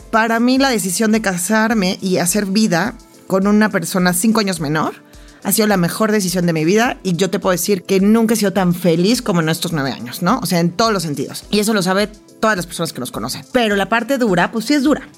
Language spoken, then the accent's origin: Spanish; Mexico; yo también he hecho muchas cosas que no siguen la línea típica de la mexicana típica